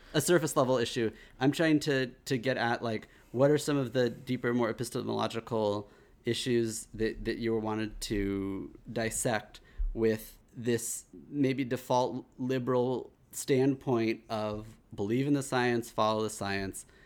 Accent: Kansas, United States; growing up in Kansas

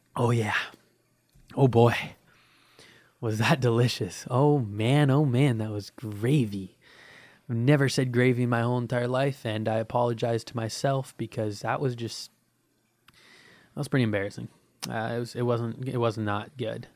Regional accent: United States; I'm American

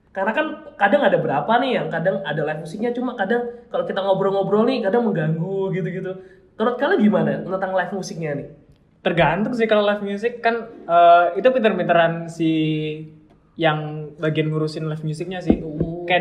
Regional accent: Malang, East Java, Indonesia; Terus ngomongin tempat-tempat di khususnya di Malang nih ya kan iya. kita orang Malang nih.

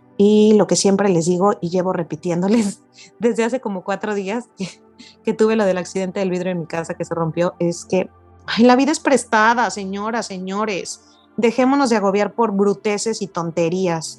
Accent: Mexico; soy una mujer mexicana.

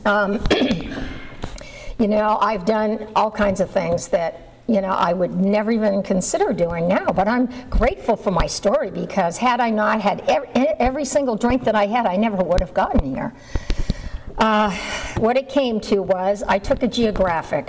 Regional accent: Massachusetts, United States; moved away; I grew up in Massachusetts and um, I hated living there.

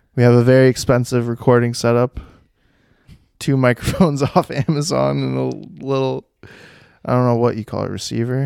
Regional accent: Westford, United States; also born or lived in Essex; I grew up in Westford and then we moved to Essex

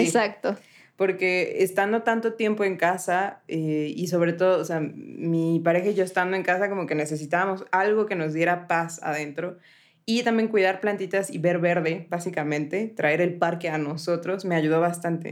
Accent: Puebla, Mexico; mi ciudad natal

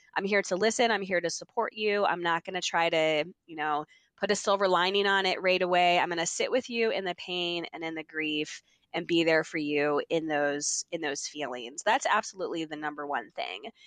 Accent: Mechanicsburg, Pennsylvania, United States; moved away as an adult; also born or lived in Philadelphia, United States; now in Maryland, United States; I'm from Mechanicsburg, Pennsylvania, grew up there

